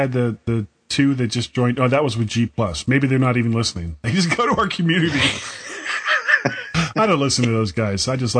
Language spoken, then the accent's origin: English; Florida, United States; I'm from Florida